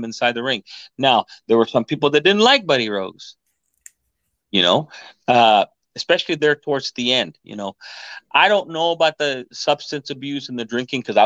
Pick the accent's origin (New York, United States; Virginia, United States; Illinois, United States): New York, United States; We're from New York over here. This is how we talk.